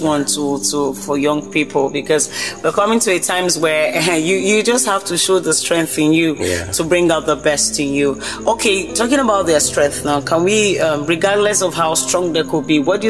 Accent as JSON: {"language": "English", "country": "Nigeria", "said": "this is Nigeria. So I'm speaking from Nigeria."}